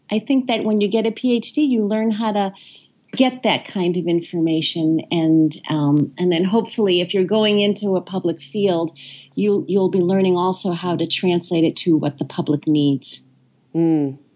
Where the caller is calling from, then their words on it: South Carolina, United States; I'm calling in from South Carolina.